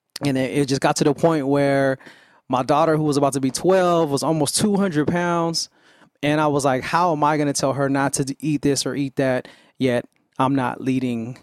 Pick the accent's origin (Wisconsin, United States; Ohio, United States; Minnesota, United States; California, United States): California, United States; Vallejo; growing up in Vallejo playing ball at Wardlaw Elementary